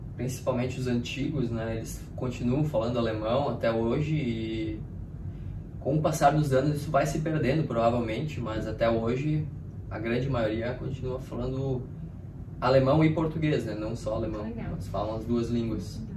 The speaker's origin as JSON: {"language": "Portuguese", "town": "Nova Petrópolis", "region": "Rio Grande do Sul", "country": "Brazil", "tie": "born or raised there", "moved": "as an adult", "lives_now": "Australia", "said": "a nossa cidade, uh, lá na Nova Petrópolis, ela é de origem alemã"}